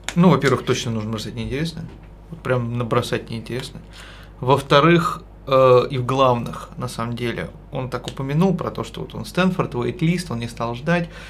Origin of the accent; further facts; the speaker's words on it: Podolsk, Moscow Oblast, Russia; я вырос в Подольске